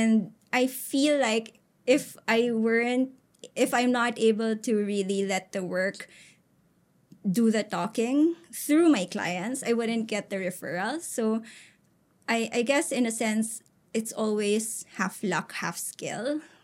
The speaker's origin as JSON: {"language": "English", "country": "Philippines", "said": "as a Filipino, you're a little more adaptable, right? We're almost like bred to kind of blend in with people"}